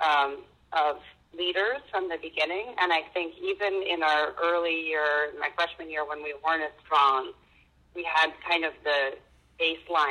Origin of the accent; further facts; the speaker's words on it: Concord, New Hampshire, United States; I grew up in Concord, New Hampshire